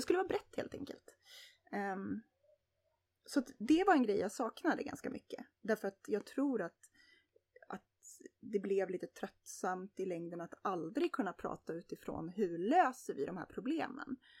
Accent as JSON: {"language": "Swedish", "country": "Sweden"}